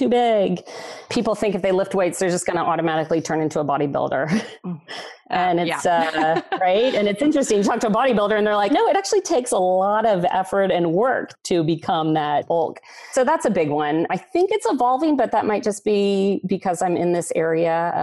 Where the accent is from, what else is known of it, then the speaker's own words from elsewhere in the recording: Texas, United States; moved away as an adult; also born or lived in San Diego; now in Southern California, United States; I grew up in Texas and I've lived in Southern California the last 17 years